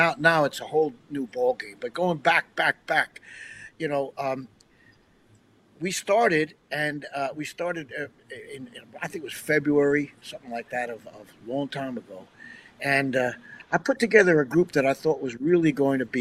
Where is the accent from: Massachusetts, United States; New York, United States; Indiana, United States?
New York, United States; New York City or near New York City, United States; now in Nashville, United States; we had the good fortune growing up in New York City or near New York City